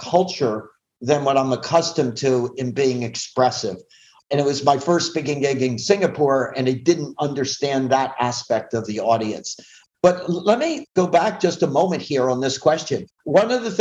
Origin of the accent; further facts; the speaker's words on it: Philadelphia, Pennsylvania, United States; now in Southern California, United States; I grew up in the Philly area where it's typically cold and nasty or hot and sweaty